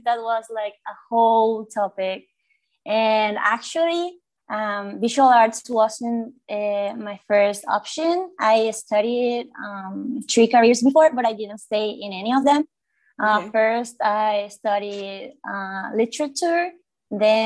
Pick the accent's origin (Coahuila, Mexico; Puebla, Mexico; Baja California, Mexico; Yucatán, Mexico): Yucatán, Mexico; Mérida; I'm from Mexico, from Merida, Yucatan